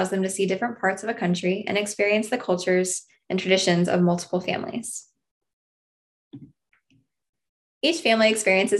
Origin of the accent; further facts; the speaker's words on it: Mead, Nebraska, United States; also born or lived in Missouri; I was raised in Mead, Nebraska, which is a very small rural farming community